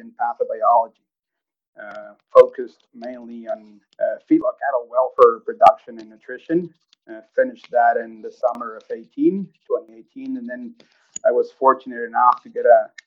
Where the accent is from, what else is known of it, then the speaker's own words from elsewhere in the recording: Monterrey, Nuevo León, Mexico; moved away as an adult; also born or lived in Amarillo, Texas / Kansas; now in Okotoks, Canada; I was born and raised in Monterrey, Mexico.